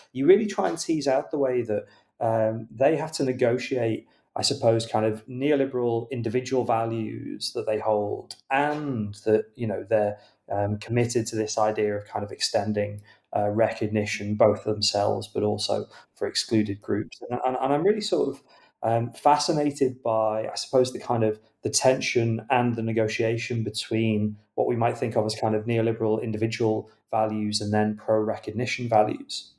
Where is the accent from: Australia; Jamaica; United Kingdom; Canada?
United Kingdom; as a British reader